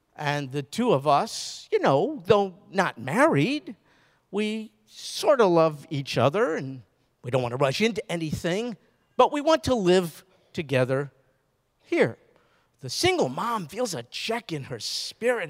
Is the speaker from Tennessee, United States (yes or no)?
no; New York, United States; moved away; also born or lived in Baton Rouge; I'm from New York